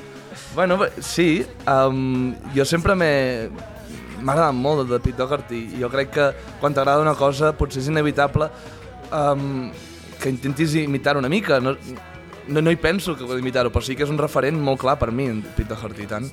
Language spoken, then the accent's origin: Catalan; Torelló, Catalonia, Spain; born or raised there